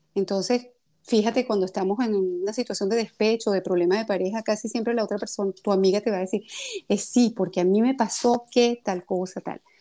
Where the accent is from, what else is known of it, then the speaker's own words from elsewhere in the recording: Venezuela; also born or lived in Russia / Greece / France; now in Paris, France; yo salí de Venezuela hace 31 años ya